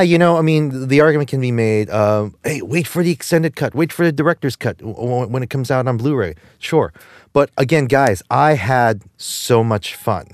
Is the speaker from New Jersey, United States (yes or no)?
yes; Jersey City, New Jersey, United States; I'm from Jersey. I'm from the ass end of Jersey City.